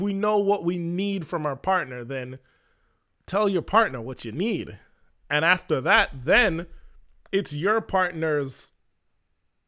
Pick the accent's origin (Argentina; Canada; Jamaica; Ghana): Jamaica; now in United States; the Jamaican male, which I am